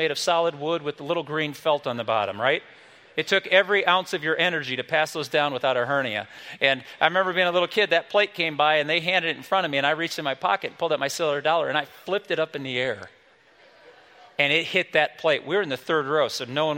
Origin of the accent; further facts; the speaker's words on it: South Bend, Indiana, United States; the small little church I grew up in South Bend, Indiana, when we were kids